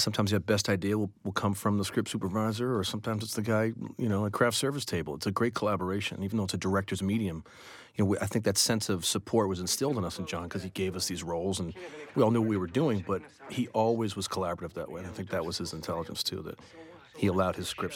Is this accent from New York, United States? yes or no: yes; New York City, New York, United States; I grew up in New York City at like a kind of liberal arts high school